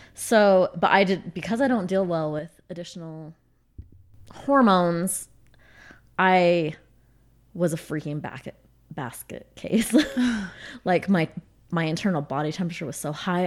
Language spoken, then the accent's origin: English; Utah, United States; I grew up in Utah. Um, have never lived out of state